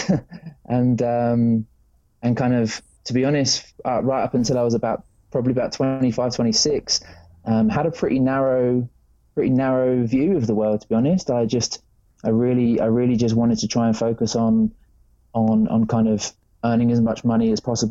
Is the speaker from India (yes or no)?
no; England, United Kingdom; moved away; I grew up in England, the land of rain